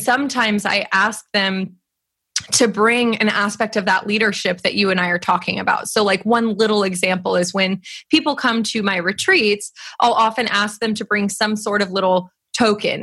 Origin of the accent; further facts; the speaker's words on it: California, United States; I grew up in California